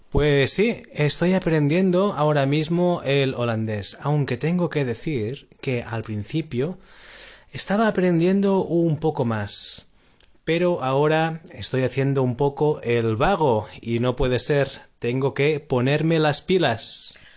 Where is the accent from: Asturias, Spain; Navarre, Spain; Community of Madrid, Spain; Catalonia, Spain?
Catalonia, Spain; Amposta; vengo de España, pero concretamente vengo de Cataluña, del el sur de Cataluña